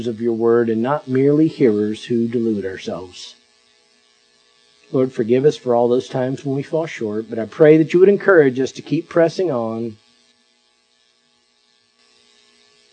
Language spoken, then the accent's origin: English; Perry, Florida, United States; My hometown up in Perry, Taylor County is the name of it